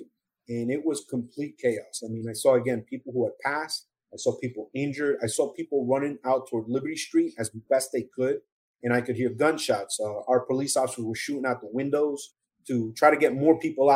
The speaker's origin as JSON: {"language": "English", "town": "Hackensack", "region": "New Jersey", "country": "United States", "tie": "born or raised there", "also_born_or_lived": "Colombia", "said": "growing up in Hackensack, New Jersey, 12 miles outside New York City"}